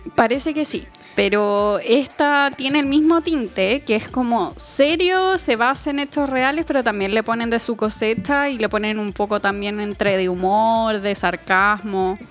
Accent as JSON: {"language": "Spanish", "country": "Chile"}